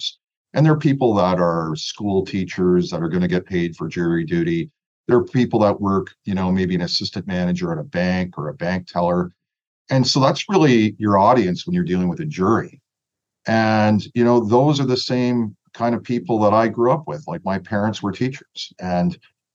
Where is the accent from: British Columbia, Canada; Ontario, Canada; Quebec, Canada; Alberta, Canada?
Ontario, Canada; Toronto; I'm from Scarborough. And if you're from Scarborough, you sort of have some street smart.